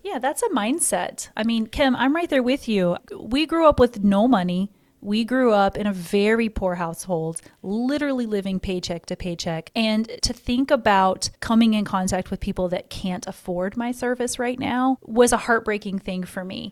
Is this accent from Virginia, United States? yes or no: no; Missouri, United States; now in Florida, United States; When I was a Missouri girl, I also born and raised in Missouri